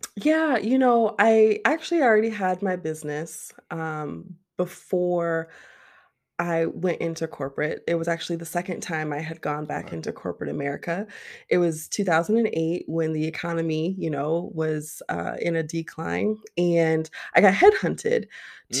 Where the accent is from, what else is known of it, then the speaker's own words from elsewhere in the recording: Ohio, United States; moved away as an adult; now in Arizona, United States; I am born and raised Ohio. Yes, I am an Ohio girl all of my days